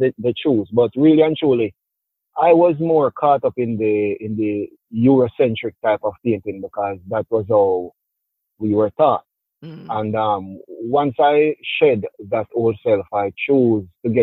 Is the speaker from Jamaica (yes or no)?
yes; Jamaica; moved away as an adult; now in New York, United States; I'm originally from Jamaica, fully bred